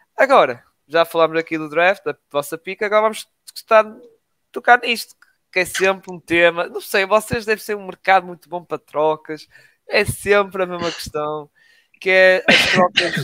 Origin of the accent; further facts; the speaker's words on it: Portugal; Somos portugueses